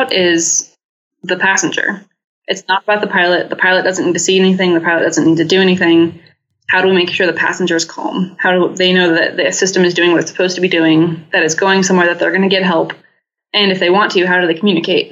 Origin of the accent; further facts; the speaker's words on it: Oregon, United States; moved away as an adult; also born or lived in Utah; I grew up in Oregon